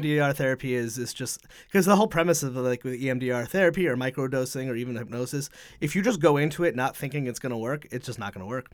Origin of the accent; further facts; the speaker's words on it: Connecticut, United States; now in Providence, United States; I'm from Connecticut, so not far